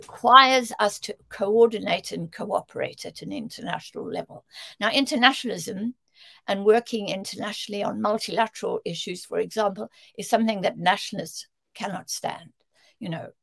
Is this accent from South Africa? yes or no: yes; South Africa; moved away; I grew up in South Africa where, you know, 9/10 of the population had no access to democratic vote